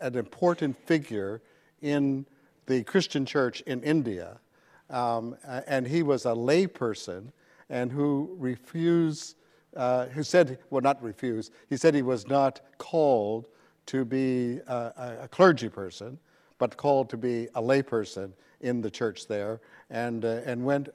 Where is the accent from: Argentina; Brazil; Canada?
Canada; moved away as an adult; also born or lived in Nashville, Tennessee; now in Princeton, United States; I'm originally from Canada, and I did my undergraduate and Master of Divinity degrees in Canada.